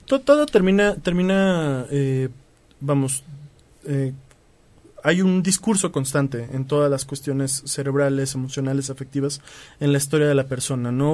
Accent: Mexico; los mexicanos somos sensibles

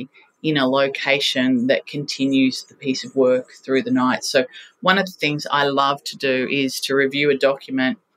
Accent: Australia; We are fiercely proud and patriotic Australians

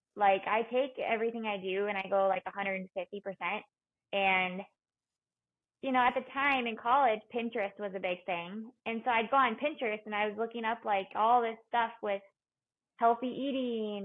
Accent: Minnesota, United States; moved away as an adult; also born or lived in Colorado; the University of Minnesota because it was my hometown

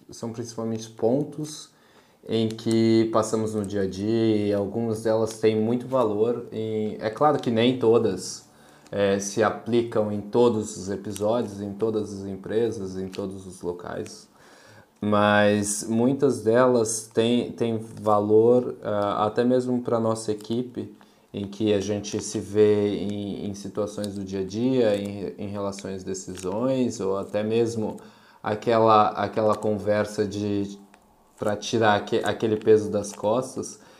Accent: São Paulo, Brazil; moved away as an adult; also born or lived in Porto, Portugal; now in Utrecht, Netherlands; eu, eu também vim, eu vim de São Paulo, mas eu, eu recentemente, não tão recentemente assim, né? Três anos, eu me mudei para Portugal, em Porto

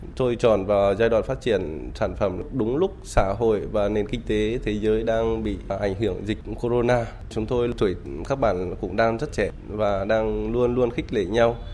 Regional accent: Vietnam; now in Hanoi, Vietnam

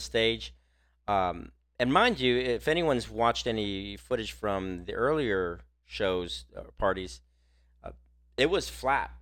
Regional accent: Texas, United States; we're from Texas

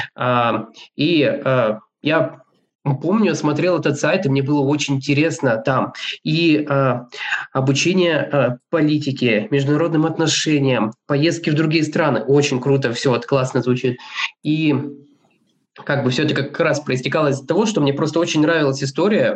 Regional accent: Kurgan, Kurgan Oblast, Russia; moved away as an adult; also born or lived in Moscow; родился я в городе Кургане, там учился в школе

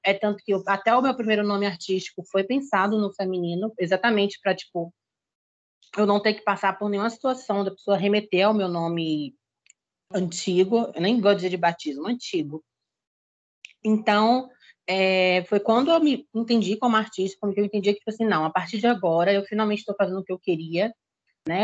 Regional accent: Salvador, Bahia, Brazil; eu sou da Bahia, para quem não me conhece. Nascida em Salvador

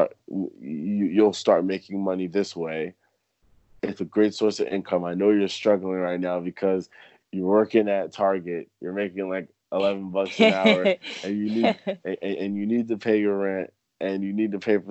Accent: New Jersey, United States; moved away as an adult; now in Philadelphia, United States; I'm originally from New Jersey and I'm out in Philly

